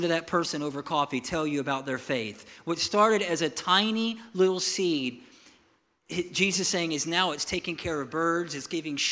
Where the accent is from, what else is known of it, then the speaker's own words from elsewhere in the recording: Milton, United States; I'm from Milton